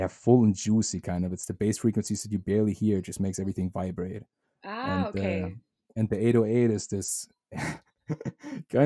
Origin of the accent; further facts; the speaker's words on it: Germany; English is a second language; moved away; I speak German with my roommate. He's German as well